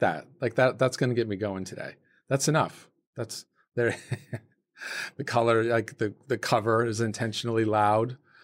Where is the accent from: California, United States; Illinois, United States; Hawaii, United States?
California, United States; South Lake Tahoe; I grew up in South Lake Tahoe, California, ve-, very small town